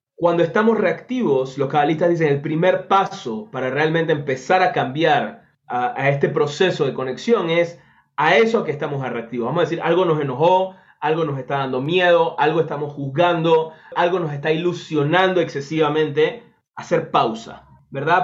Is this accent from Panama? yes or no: yes; Panama; en Panamá, en mi país